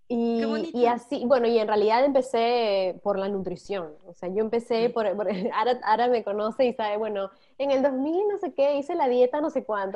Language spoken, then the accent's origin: Spanish; Peru; moved away as an adult; now in Netherlands; tengo 33, soy de Perú y ahora estoy viviendo en Holanda